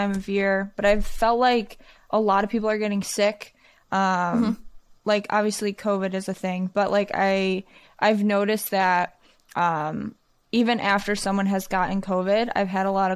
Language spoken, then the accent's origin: English; Michigan, United States; I'm from Michigan